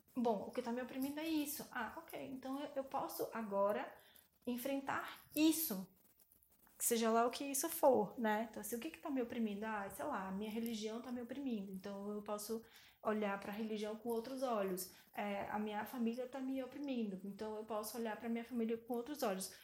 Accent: Salvador, Bahia, Brazil; now in São Paulo, Brazil; eu vim de Salvador

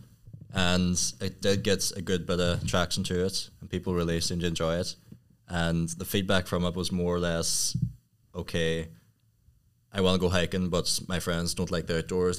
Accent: County Tyrone, Northern Ireland, United Kingdom; I'm from Tyrone

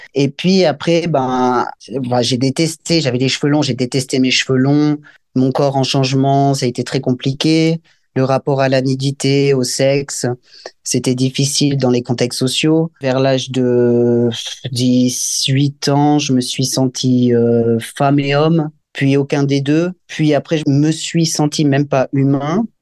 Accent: Valais, Switzerland; Je viens du Valais, c'est un canton dans le pays suisse.

